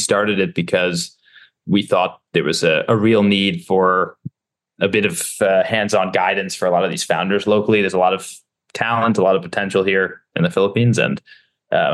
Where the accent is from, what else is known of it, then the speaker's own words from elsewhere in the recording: Stamford, Connecticut, United States; moved away; So I was born in Stamford, Connecticut. I grew up there